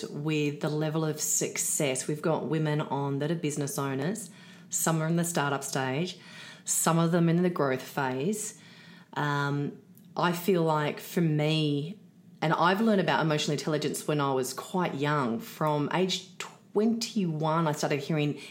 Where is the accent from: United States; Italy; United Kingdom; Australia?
Australia; Sydney, New South Wales; I was actually a Sydney girl